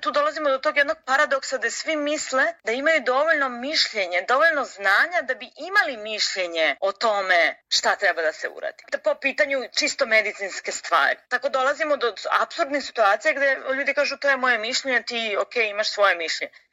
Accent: Serbia; Kod nas u Srbiji

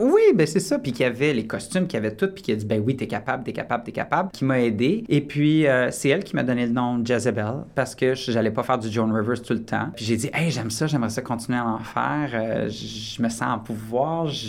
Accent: Quebec, Canada; also born or lived in Borden, Ontario; now in Toronto, Canada; je suis québécois

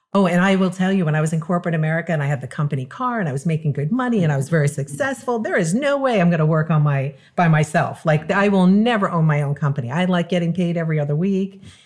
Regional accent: Long Island, New York, United States; moved away as an adult; also born or lived in California; now in South Florida, United States; I'm originally from New York, Long Island.

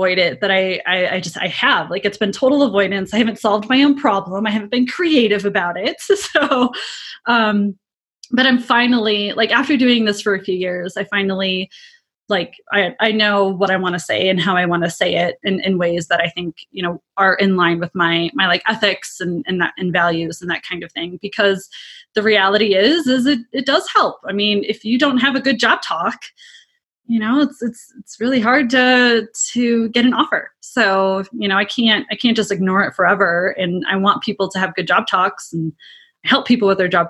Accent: Midwest, United States; I'm from the Midwest. I said Pop

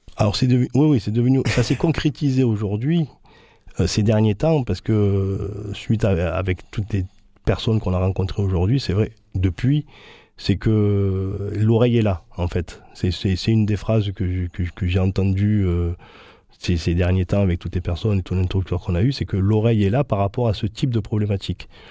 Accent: Marseille, Provence-Alpes-Côte d'Azur, France; born or raised there

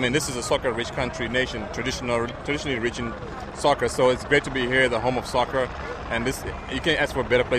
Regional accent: Zimbabwe; we came all the way from Zimbabwe.

